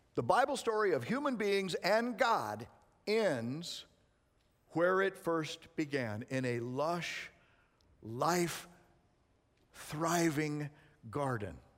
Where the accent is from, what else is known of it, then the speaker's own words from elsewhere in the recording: Arizona, United States; moved away; I was raised in Arizona